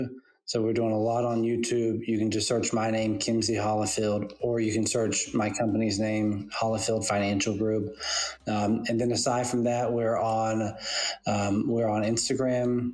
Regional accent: Western North Carolina, United States; now in Summerville, United States; I grew up in Western North Carolina

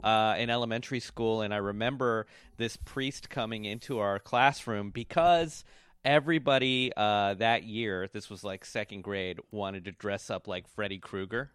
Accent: Washington, District of Columbia, United States; now in Brooklyn, United States; I grew up in Washington, D C. That's where I was raised

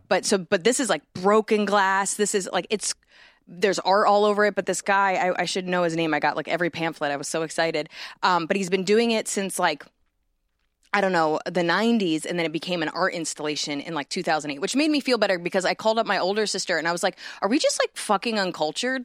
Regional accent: New Jersey, United States; moved away; I grew up in Jersey where the only thing we had was malls

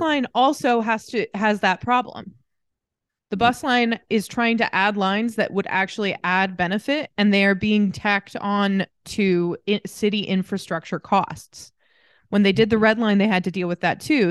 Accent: Greenfield, Indiana, United States; moved away as an adult; also born or lived in Muncie, Indiana / Pendleton, Indiana / New Palestine, Indiana; now in Scotland; I'm from Greenfield, but my mom lives in Pendleton and my dad lives in New Pal

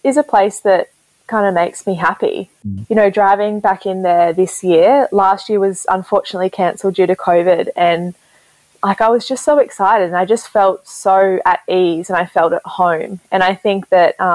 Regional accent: Gold Coast, Queensland, Australia; now in Brisbane, Australia; I grew up on the Gold Coast, so it's a bit further, but we're both actually living in Brisbane now together.

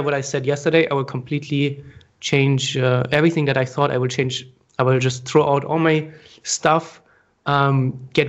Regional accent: Germany; moved away as an adult; also born or lived in Frankfurt, Germany / Asia; we're both from Germany

